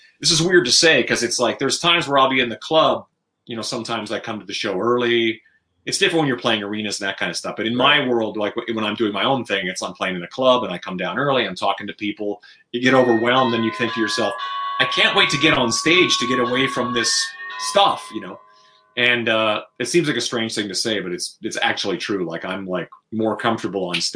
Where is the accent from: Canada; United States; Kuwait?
Canada; where I grew up in Canada